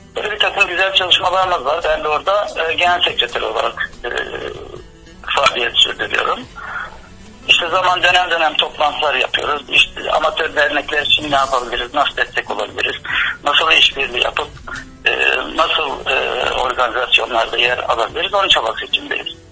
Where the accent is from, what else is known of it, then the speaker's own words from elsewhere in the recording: Bucak, Burdur, Turkey; also born or lived in Ankara; now in Antalya, Turkey; ben e, Burdurluyum, Bucak Burdur doğumluyum.